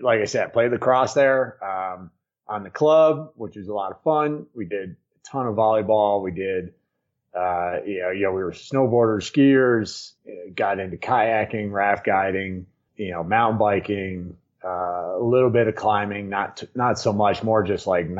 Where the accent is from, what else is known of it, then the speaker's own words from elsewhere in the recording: Hudson Valley, New York, United States; now in Crested Butte, United States; I grew up in New York, right outside the city, just up out of the city on the Hudson, in the Hudson Valley